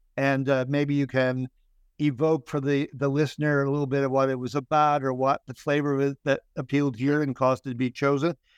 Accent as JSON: {"language": "English", "region": "Minnesota", "country": "United States", "said": "I'm from Minnesota"}